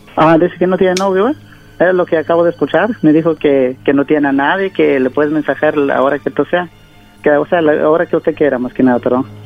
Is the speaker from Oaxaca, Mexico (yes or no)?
yes; Oaxaca, Mexico; yo soy de, de Oaxaca